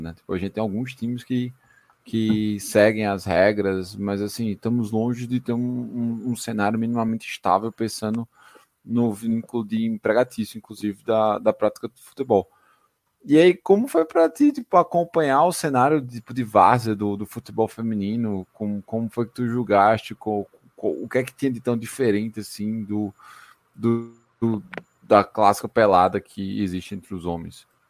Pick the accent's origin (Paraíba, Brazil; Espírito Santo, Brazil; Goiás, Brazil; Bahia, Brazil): Paraíba, Brazil; Campina Grande; also born or lived in São Paulo; eu tô falando de São Paulo, mas eu sou de Campina Grande